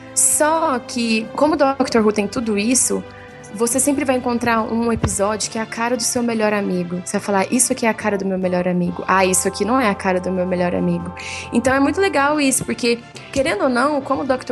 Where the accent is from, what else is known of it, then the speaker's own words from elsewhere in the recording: Franca, São Paulo, Brazil; eu sou de Franca, São Paulo